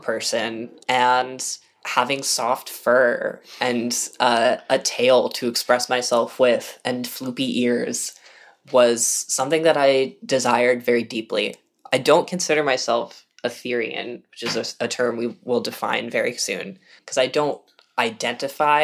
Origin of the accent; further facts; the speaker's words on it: the Bay Area, California, United States; growing up in the Bay